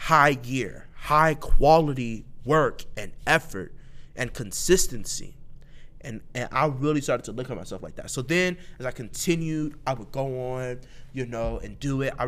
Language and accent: English; Columbus, Ohio, United States; I'm from Mount Vernon, Northeast Columbus, Atchison, that area